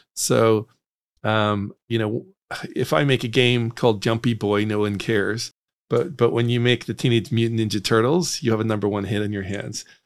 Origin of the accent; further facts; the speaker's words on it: Northern Ireland, United Kingdom; moved away; I grew up in Northern Ireland